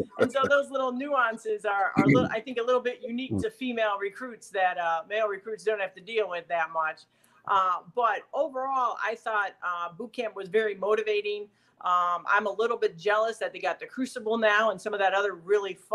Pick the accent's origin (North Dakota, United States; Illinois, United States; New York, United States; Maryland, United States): Illinois, United States; Wheaton; I grew up in a small town called Wheaton, Illinois